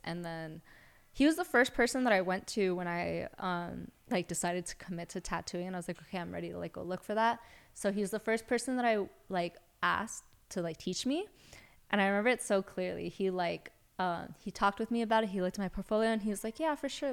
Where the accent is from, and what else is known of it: Los Angeles, California, United States; also born or lived in Santa Cruz